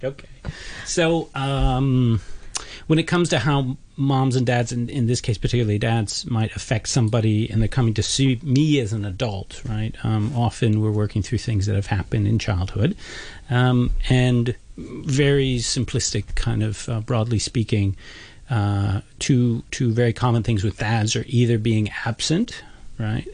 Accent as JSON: {"language": "English", "country": "United States", "said": "I'm an American"}